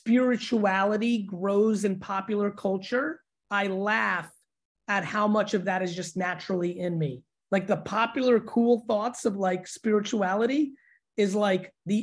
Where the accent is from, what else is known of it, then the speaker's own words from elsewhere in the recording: Russia; born there; so I was born in the Soviet Union.